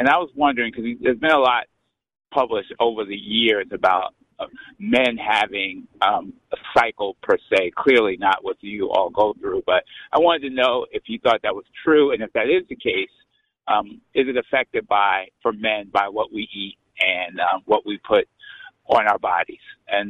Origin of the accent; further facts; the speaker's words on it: Baltimore, Maryland, United States; Baltimore, Maryland.